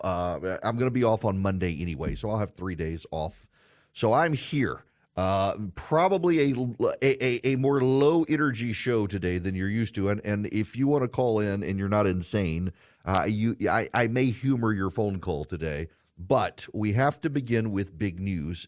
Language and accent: English; United States; I'm an American and I live in the United States